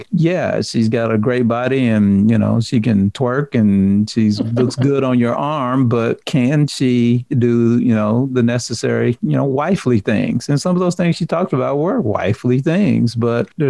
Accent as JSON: {"language": "English", "region": "the South", "country": "United States", "said": "I'm from the South"}